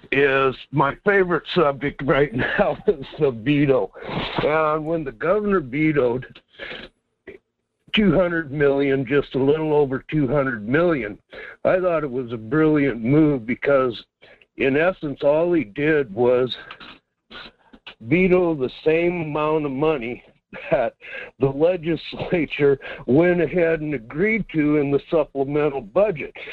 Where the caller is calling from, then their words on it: Quinhagak, Alaska, United States; here in Quinhagak.